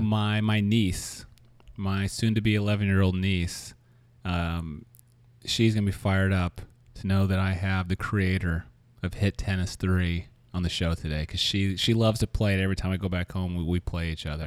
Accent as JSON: {"language": "English", "town": "Kansas City", "region": "Missouri", "country": "United States", "tie": "born or raised there", "moved": "yes", "lives_now": "San Francisco, United States", "said": "I'm from Kansas City"}